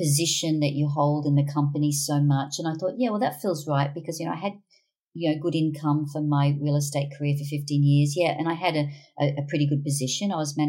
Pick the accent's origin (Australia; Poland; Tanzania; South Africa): Australia; Brisbane, Queensland; So we were all born and bred in Brisbane